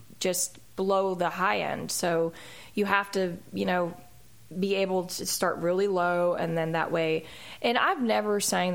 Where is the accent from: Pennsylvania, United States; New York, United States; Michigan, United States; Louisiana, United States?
Pennsylvania, United States; Philadelphia; now in Nashville, United States; that's my hometown